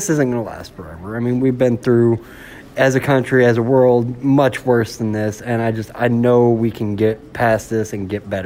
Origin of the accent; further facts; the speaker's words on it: Jefferson City, Missouri, United States; now in Kansas City, United States; I'm from Jeff City, Missouri